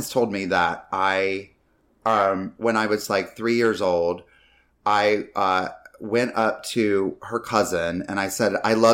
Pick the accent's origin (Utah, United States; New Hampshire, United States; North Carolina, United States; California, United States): North Carolina, United States; I grew up mainly in North